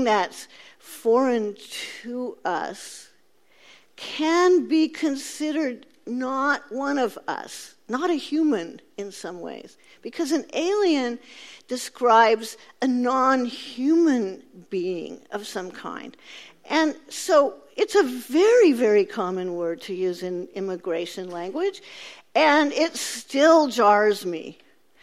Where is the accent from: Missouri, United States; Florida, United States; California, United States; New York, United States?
California, United States; Central Valley; I grew up in California. I grew up in the Central Valley